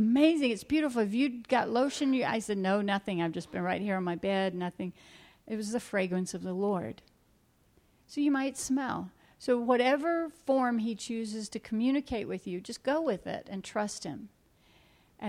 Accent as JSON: {"language": "English", "region": "South Georgia", "country": "United States", "moved": "yes", "said": "I'm from South Georgia where it's hot, was from South Georgia."}